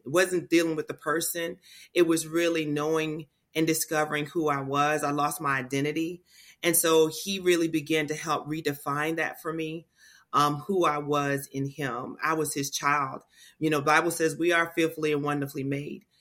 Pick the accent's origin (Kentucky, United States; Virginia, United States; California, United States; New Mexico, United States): Virginia, United States; Portsmouth; I grew up in Portsmouth, Virginia, So I've lived here in this area all of my life